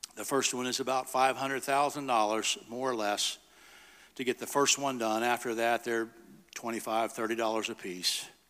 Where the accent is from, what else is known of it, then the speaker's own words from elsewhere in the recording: United States; an American father who loved his two kids and his wife